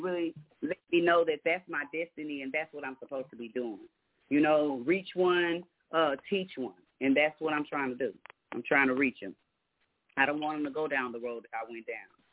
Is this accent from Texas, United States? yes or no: yes; Galveston, Texas, United States; now in Houston, United States; I'm from Galveston but I, I live in Houston